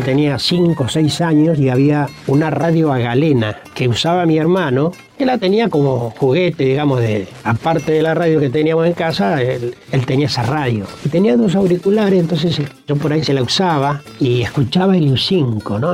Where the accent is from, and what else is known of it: Neuquén, Argentina; born or raised there